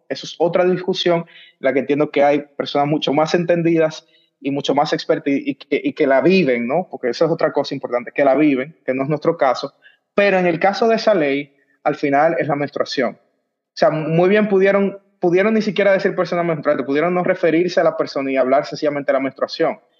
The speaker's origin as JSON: {"language": "Spanish", "country": "Dominican Republic", "said": "de República Dominicana, el pasante"}